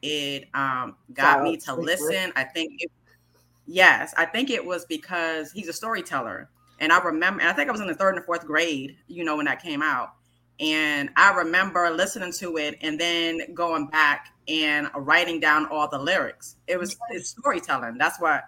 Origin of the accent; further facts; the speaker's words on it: New York City, New York, United States; growing up in New York, period, it was not just hip hop culture.